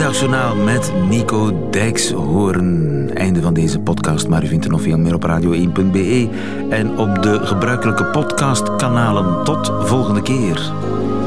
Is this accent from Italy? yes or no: no; Belgium; hoe het vroeger bij ons in de Afrikaanse kolonie Congo was